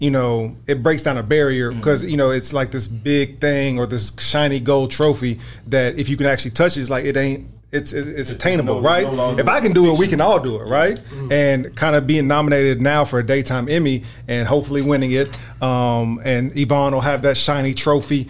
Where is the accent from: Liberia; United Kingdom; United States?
United States; Dallas, Texas; I am from Dallas, Texas. I graduated from the illustrious Wilmer Hutchins High School